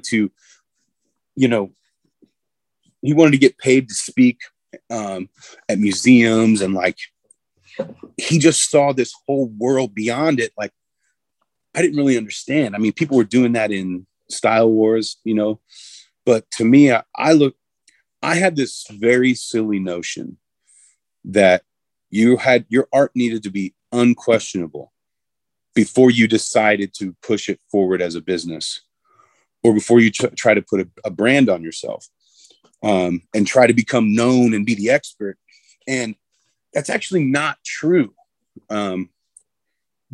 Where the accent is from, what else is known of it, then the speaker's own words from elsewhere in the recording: Indianapolis, Indiana, United States; I'm from Indianapolis